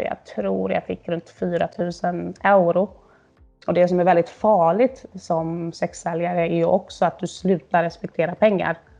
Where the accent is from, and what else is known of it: Sweden; now in Berlin, Germany